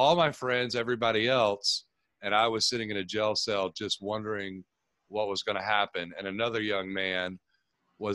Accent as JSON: {"language": "English", "town": "Tampa", "region": "Florida", "country": "United States", "tie": "born or raised there", "said": "I grew up here in Tampa, Florida, started playing football when I was about 4 years old"}